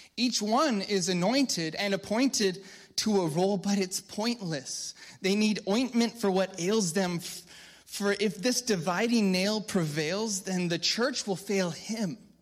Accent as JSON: {"language": "English", "country": "United States", "said": "I'm a Christian first before I'm, I'm an American"}